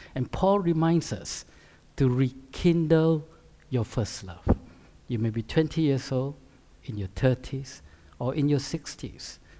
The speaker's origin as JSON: {"language": "English", "country": "Malaysia", "tie": "born or raised there", "also_born_or_lived": "Canada / United States / Singapore", "moved": "as an adult", "lives_now": "United Kingdom", "said": "I grew up in Malaysia, which is a Muslim country, uh, as a high school, A levels"}